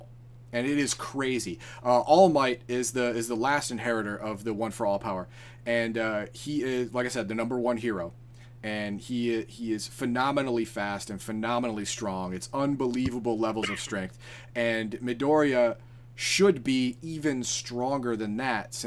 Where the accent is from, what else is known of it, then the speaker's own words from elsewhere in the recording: United States; I'm just American. I'm America.